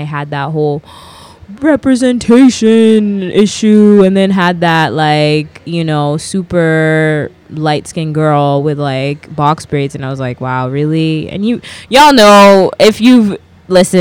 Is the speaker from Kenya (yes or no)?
yes; Kenya; I am a Kenyan, Ghanaian girl who grew up completely Kenyan